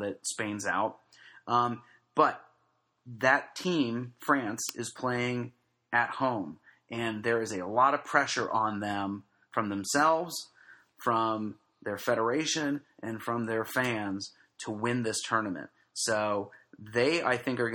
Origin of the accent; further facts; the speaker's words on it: United States; I'm an American